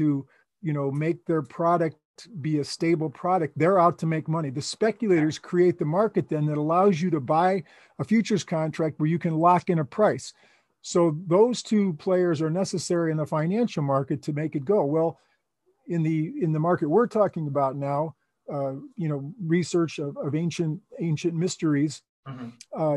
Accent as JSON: {"language": "English", "town": "Chicago", "region": "Illinois", "country": "United States", "moved": "yes", "said": "I was from Chicago"}